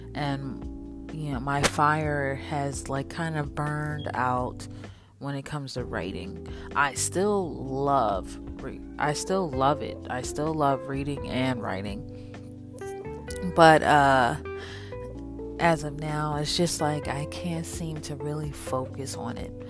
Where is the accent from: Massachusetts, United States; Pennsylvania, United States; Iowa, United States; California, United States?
Pennsylvania, United States; Philadelphia; I am from Philadelphia, PA. I was born there, kind of raised there until my parents moved to the suburbs um, when I was around eight or nine